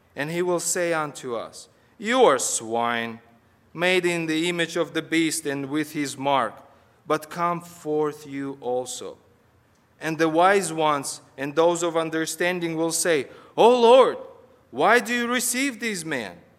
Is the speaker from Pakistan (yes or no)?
no; Kazakhstan; moved away as an adult; now in United States; I'm from Kazakhstan.